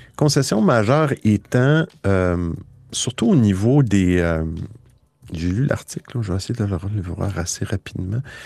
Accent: Quebec, Canada

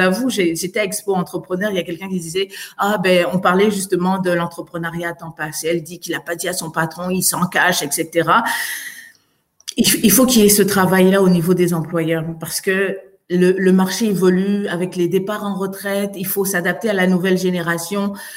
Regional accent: Côte d’Ivoire; also born or lived in France; now in Montreal, Canada; je viens de Côte d'Ivoire

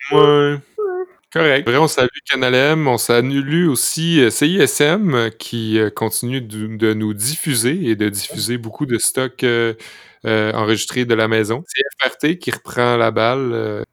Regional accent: Saint-Fé, Quebec, Canada; Quand j'étais jeune à Saint-Fé

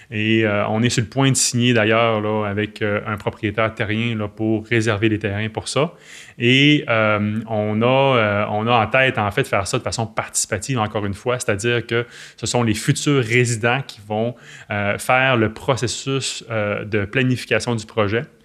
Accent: L'Anse-Saint-Jean, Quebec, Canada; now in Petit-Saguenay, Canada; je ne suis pas natif de Petit-Saguenay, je suis né à Lens-Saint-Jean, qui est le village voisin

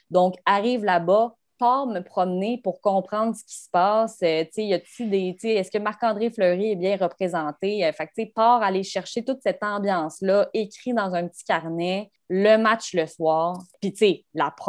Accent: Arizona, United States; je viens de l'Arizona ma famille tripe zéro hockey parce que en Arizona, c'était pas vraiment développé avant.

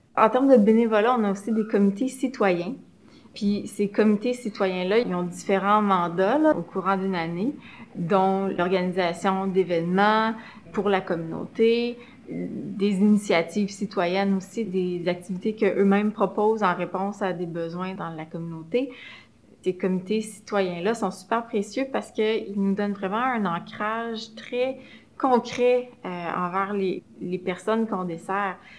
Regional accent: Montreal, Quebec, Canada; Je suis montréalaise. J'ai grandi dans l'arrondissement de Saint-Laurent

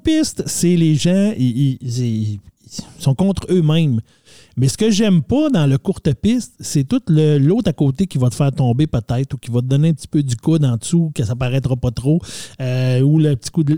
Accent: Quebec, Canada; on vient du Canada, Québec, euh, du Nord.

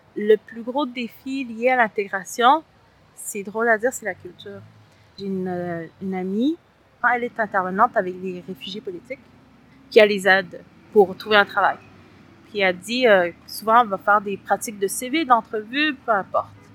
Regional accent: Montreal, Quebec, Canada; also born or lived in Latin America; J'ai grandi à Saint-Léonard et à Saint-Michel, dans les deux.

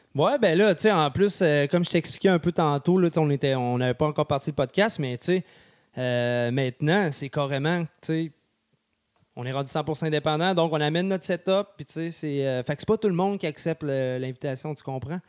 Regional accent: Sainte-Marie, Quebec, Canada; moved away; also born or lived in Lévis; je viens de Sainte-Marie

